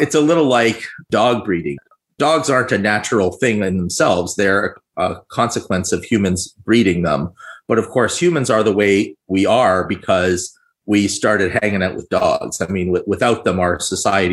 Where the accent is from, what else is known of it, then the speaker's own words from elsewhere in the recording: Toronto, Ontario, Canada; I'm from Canada and in Ontario. I am from Toronto.